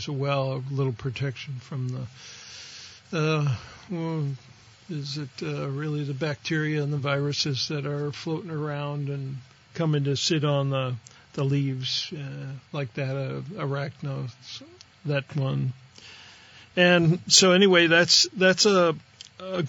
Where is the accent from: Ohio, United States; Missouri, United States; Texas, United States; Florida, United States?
Ohio, United States; on the Pennsylvania border; moved away; I grew up out in Ohio, right on the Pennsylvania border of Ohio